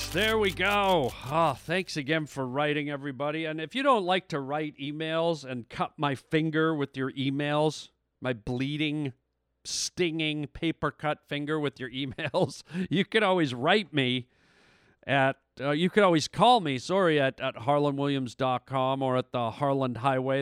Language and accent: English; Canada; now in United States; Canada, which is my home country